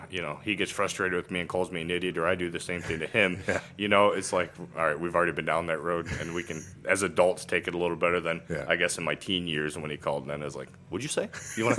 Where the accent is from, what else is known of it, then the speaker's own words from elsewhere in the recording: Cygnet, Ohio, United States; I grew up in Cygnet.